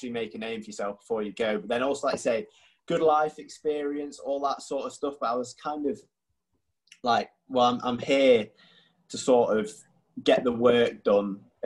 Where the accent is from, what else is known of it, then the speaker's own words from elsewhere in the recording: North East England, United Kingdom; I'm from the Northeast.